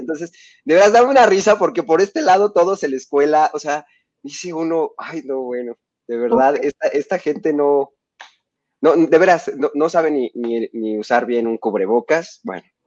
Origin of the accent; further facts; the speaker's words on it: Mexico; de nuestro país es muy devoto de las lupitas, este, somos muy devotos de la Virgen de Guadalupe